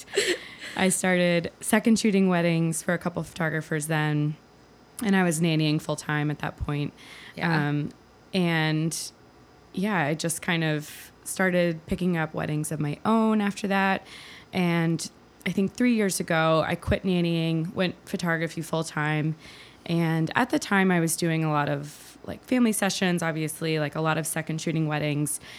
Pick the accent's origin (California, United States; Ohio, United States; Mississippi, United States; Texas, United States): Mississippi, United States; moved away as an adult; also born or lived in Louisiana / Baton Rouge, Louisiana; now in Boston, United States; So I grew up in Mississippi and went to college in Louisiana at LSU.